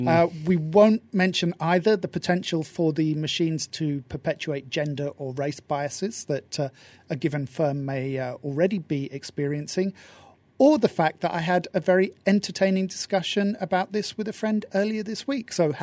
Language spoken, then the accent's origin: English; United Kingdom; I'm British